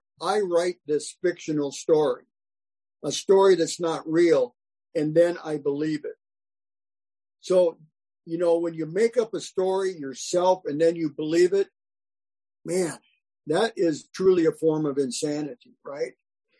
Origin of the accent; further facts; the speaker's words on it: South Dakota, United States; now in California, United States; This is when I moved from South Dakota to California